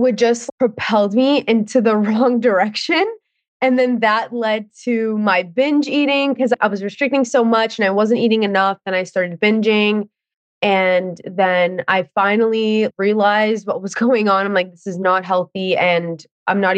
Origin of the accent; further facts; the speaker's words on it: Ontario, Canada; I am from Ontario